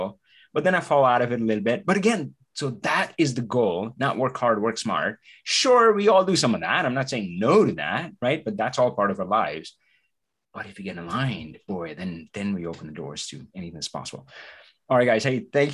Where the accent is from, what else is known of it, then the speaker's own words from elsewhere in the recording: India; English is a second language; moved away; I come from India, right? So English is not my native language.